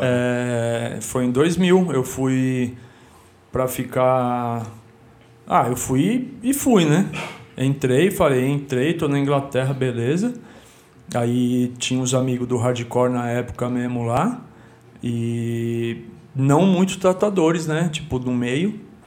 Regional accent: Guarulhos, São Paulo, Brazil; moved away as an adult; also born or lived in Stockholm, Sweden; eu digo de onde eu vim né tipo do, de Guarulhos

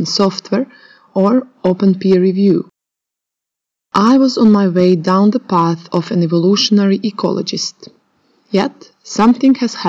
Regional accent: Croatia; moved away as an adult; also born or lived in Oxford, United Kingdom; back in my home country, Croatia

